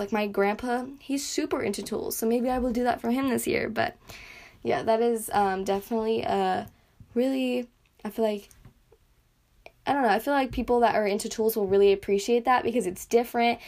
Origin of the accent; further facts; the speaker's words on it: United States; accent: American; my little accent, my I guess my American accent